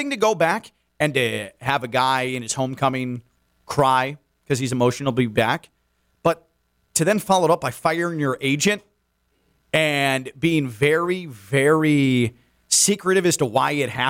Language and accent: English; Chicago, Illinois, United States; now in Miami, United States; This wasn't home for me. I'm from Chicago. Now this is home. Chicago's not home and hasn't been for quite some time